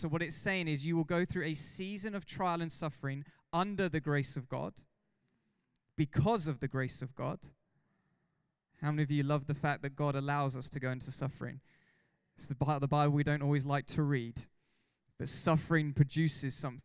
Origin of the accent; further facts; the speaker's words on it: England, United Kingdom; We're all English